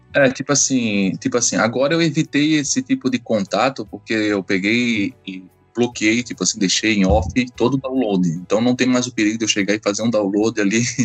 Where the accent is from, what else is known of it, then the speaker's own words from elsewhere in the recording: Florianópolis, Santa Catarina, Brazil; sou aqui de Florianópolis